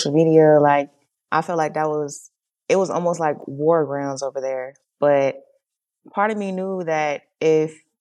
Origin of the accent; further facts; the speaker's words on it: Jacksonville, Florida, United States; I grew up in Jacksonville, Florida